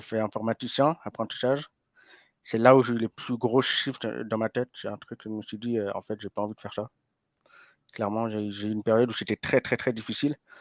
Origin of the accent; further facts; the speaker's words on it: Lausanne, Vaud, Switzerland; j'ai grandi à Lausanne.